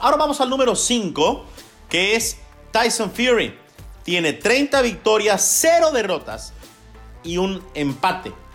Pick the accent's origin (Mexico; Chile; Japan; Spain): Mexico; soy mexicano